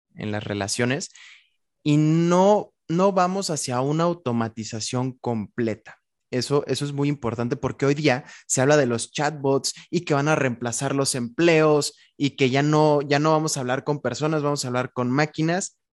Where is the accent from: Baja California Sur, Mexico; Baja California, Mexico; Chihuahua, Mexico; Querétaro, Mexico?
Querétaro, Mexico; cuando regreso a Querétaro, que es de donde soy